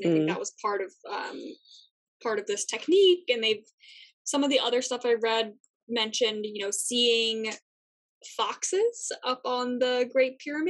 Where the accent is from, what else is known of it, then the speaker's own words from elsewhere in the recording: United States; being an American